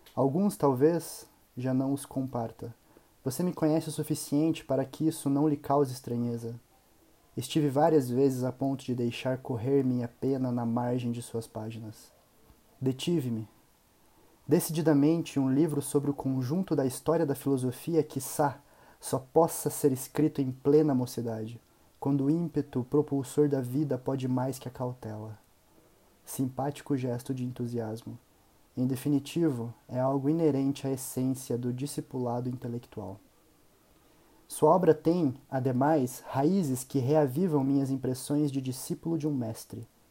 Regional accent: Curitiba, Paraná, Brazil; sou de Curitiba, Paraná

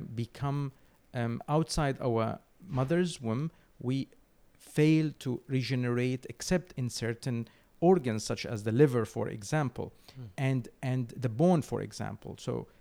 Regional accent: Syria; moved away as an adult; now in London, United Kingdom; I come from Syria.

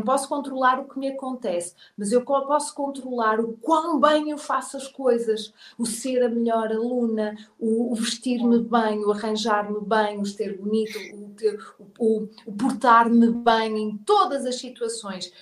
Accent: Portugal; moved away as an adult; also born or lived in England; o meu cérebro de português

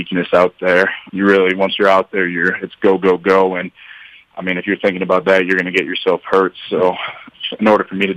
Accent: Chicago, Illinois, United States; moved away as an adult; now in Hamilton, United States; I'm from Chicago

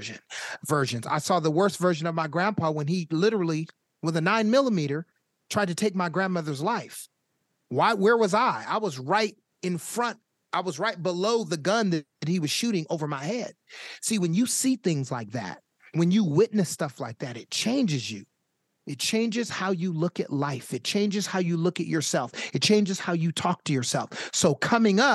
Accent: Sacramento, California, United States; I was born and raised in Sacramento

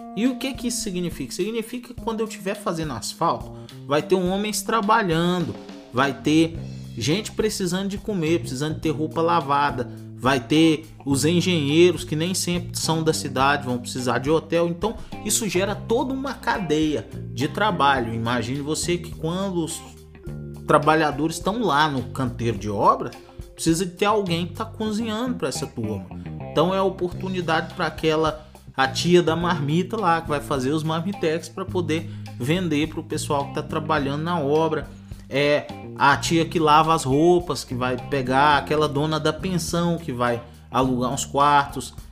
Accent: Goiás, Brazil; moved away as an adult; also born or lived in Rondônia / Barra do Garças, Mato Grosso; now in Matrinchã, Brazil; Eu morava no Mato Grosso, agora tô morando aqui em Goiás, mas nasci em Rondônia.

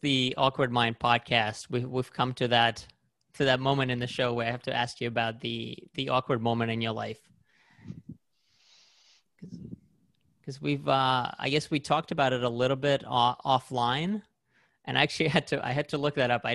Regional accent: Belarus; now in United States; I was born in Belarus and I was a little bit older when I came to the States

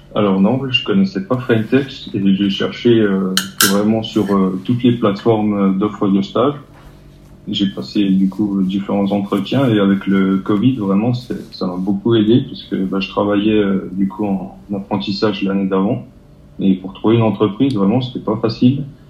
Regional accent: Territoire de Belfort, Bourgogne-Franche-Comté, France; je viens du territoire de Belfort.

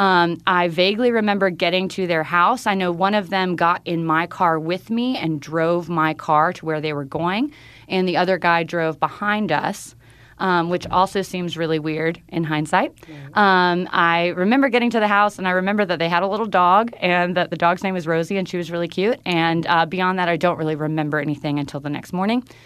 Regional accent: North Carolina, United States; moved away as an adult; North Carolina in my hometown

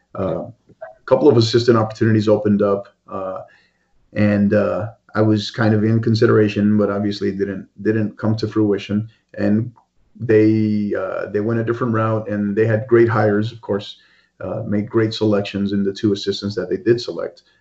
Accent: El Paso, Texas, United States; born or raised there; moved away as an adult; now in El Paso, United States

